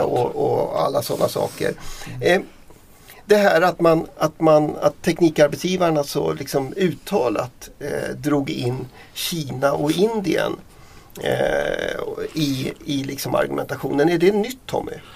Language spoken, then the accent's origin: Swedish; Dalarna County, Sweden; mitt hemlän Dalarna